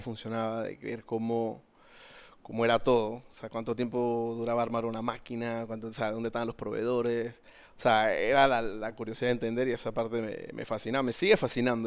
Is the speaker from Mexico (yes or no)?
no; Panama; soy panameño, 42 años